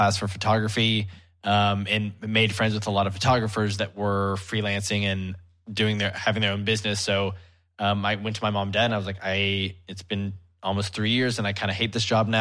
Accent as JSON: {"language": "English", "town": "Dallas", "region": "Texas", "country": "United States", "also_born_or_lived": "Chicago", "moved": "as an adult", "lives_now": "New York, United States", "said": "I'm originally from Dallas and moved in 2012"}